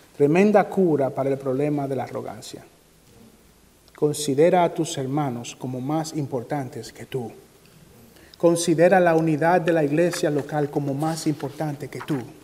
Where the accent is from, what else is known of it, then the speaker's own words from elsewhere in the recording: Dominican Republic; moved away; en mi país, República Dominicana